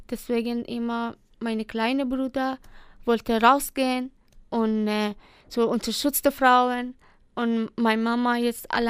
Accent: Iran; German is a second language; ich vermisse ich vermisse jede Minuten meine Heimat, meine Familie. Äh, ja, und äh, ich habe auch mit dieser Situation in meiner Heimat getroffen. Und äh, das gibt es kein große, äh, das gibt es große Problem bei uns in Iran.

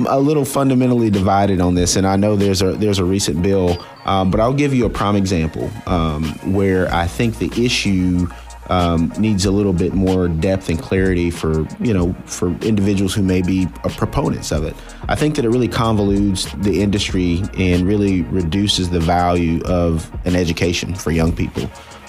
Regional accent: Birmingham, Alabama, United States; also born or lived in Jacksonville, Alabama / Miami, Florida; now in Tallahassee, United States; I'm originally from Birmingham, Alabama.

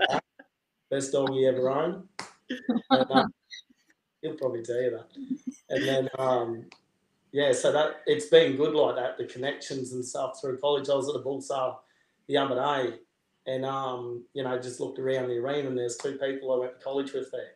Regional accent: Mundubbera, Queensland, Australia; also born or lived in Melbourne; I actually grew up in town. So, we grew up in town

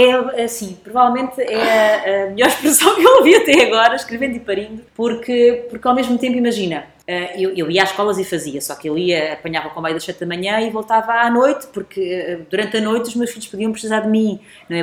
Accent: Alentejo, Portugal; moved away as an adult; eu vinha do Alentejo

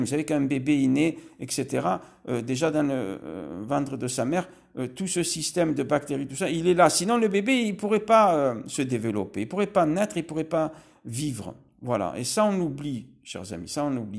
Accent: Marseille, Provence-Alpes-Côte d'Azur, France; Là, je suis à Marseille. Je, je suis né à Marseille

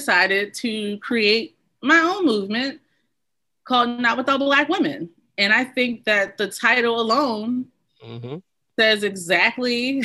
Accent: Baltimore, Maryland, United States; I grew up in Baltimore City, was raised by a single mother

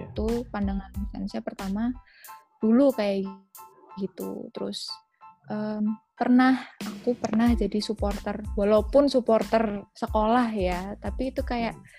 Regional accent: Jakarta, Indonesia; moved away; Sebenarnya main sepak bola tuh dari kecil, dari kecil waktu masih di Jakarta tuh main sepak bola sama anak-anak rumah di deket situ

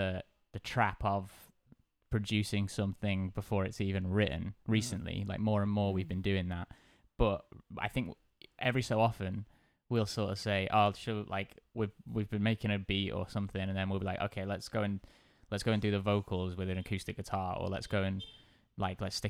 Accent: South Cheshire, North West England, United Kingdom; now in Liverpool, United Kingdom; I'm from South Cheshire

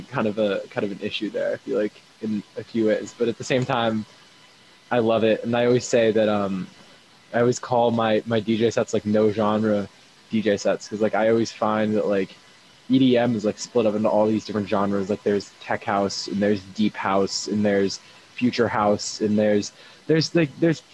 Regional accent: Eugene, Oregon, United States; moved away as an adult; now in Boston, United States; It was in my hometown for the University of Oregon

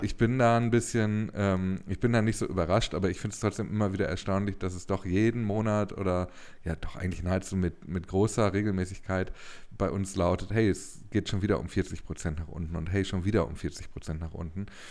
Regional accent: Ruhr area, North Rhine-Westphalia, Germany; ich bin ja ein Kind des Ruhrgebiets

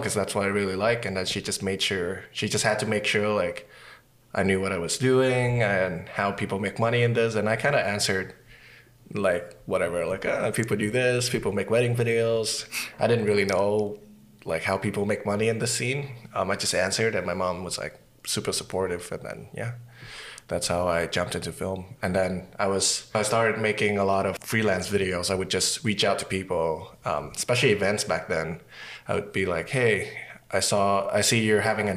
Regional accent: Vietnam; now in Winnipeg, Canada; I'm from Vietnam and I work in film, television and commercials and documentary in Winnipeg.

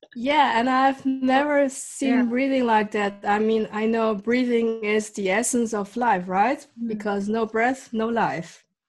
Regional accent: Netherlands; also born or lived in Leiden / The Hague / Rotterdam; I've lived here in the Netherlands since I was eight. So basically, the Netherlands is my home country

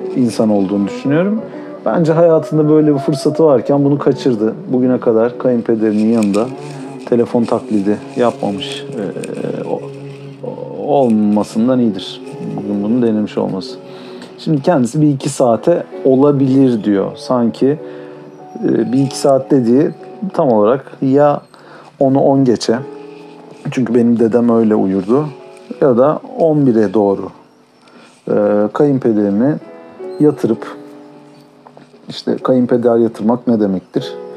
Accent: Turkey; çünkü Türküz

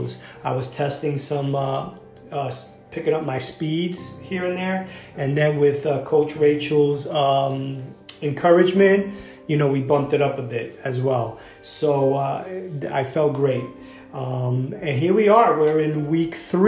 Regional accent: New York, United States; I'm from New York

